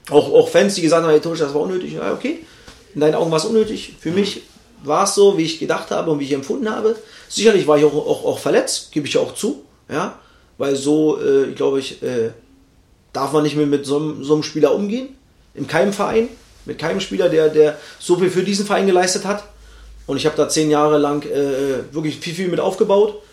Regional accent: East Germany, Germany; schwieriges Wort für mich als Ossi.

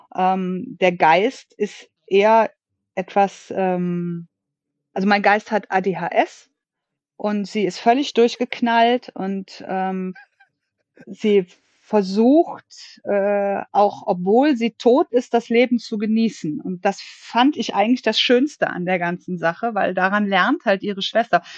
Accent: Germany; now in Cologne, Germany; gebürtig aus der Eifel und in der Hauptsache in Köln lebend

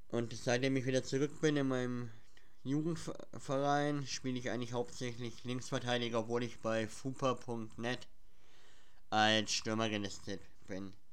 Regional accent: Schwabach, Bavaria, Germany; Und woher wir kommen? Wir kommen aus dem Schwabacher Raum. Ja, also für die meisten äh, ist Schwabach ja eher unbekannt, glaube ich. Aber wir kommen aus dem Schwabacher Raum, ja.

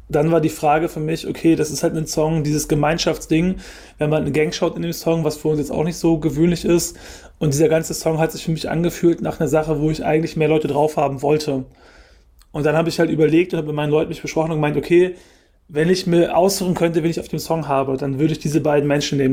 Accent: Germany; ich bin in Deutschland geboren

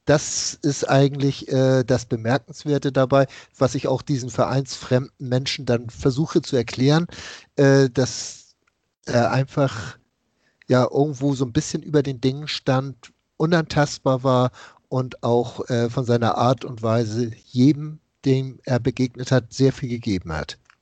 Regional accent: Hamburg, Germany; Ich komme aus dem Norden Hamburgs

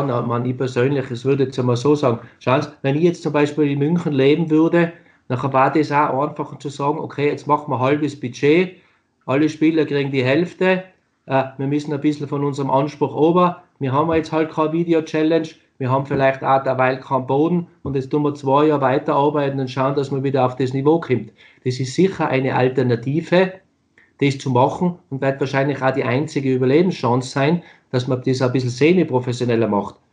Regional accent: Austria; now in Germany; ich meine, nochmal, ich bin ein Österreicher, der es geschafft hat, in Deutschland zu spielen.

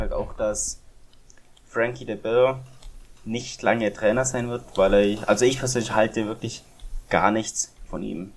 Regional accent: Germany; Als Deutscher

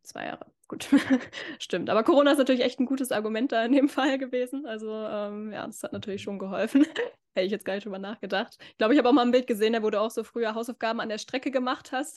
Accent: Northern Germany, Germany; Wir sind ja beide aus Norddeutschland

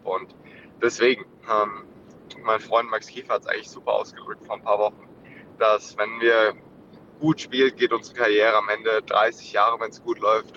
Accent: Germany; als Deutsche

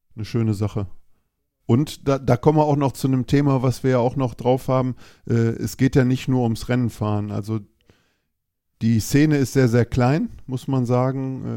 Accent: Düsseldorf, North Rhine-Westphalia, Germany; ich komme aus Düsseldorf

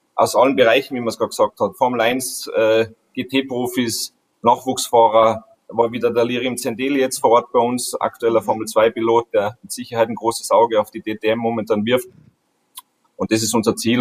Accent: Austria; bei uns in Österreich

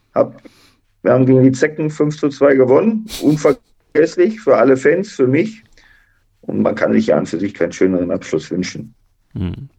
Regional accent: Duisburg, North Rhine-Westphalia, Germany; ich komme aus einem Arbeiterviertel aus Duisburg-La meine Eltern äh, waren jetzt nicht die reichsten

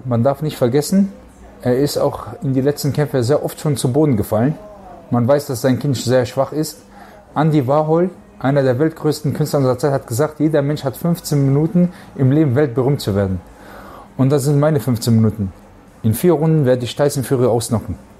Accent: Germany; bei uns zu Hause in Deutschland

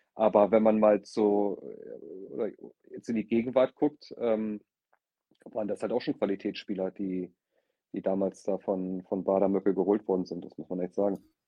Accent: the North, Northern Germany, Germany; moved away as an adult; now in Nuremberg, Germany; ich natürlich im Norden geboren bin und mein ganzes Leben im Norden gelebt habe

